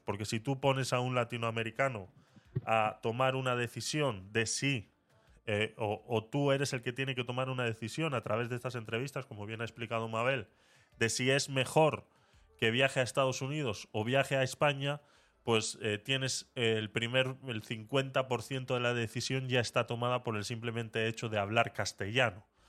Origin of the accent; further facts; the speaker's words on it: Panama; moved away as an adult; now in Spain; yo fui como menor de edad, por ende yo hice todos mis estudios en Panamá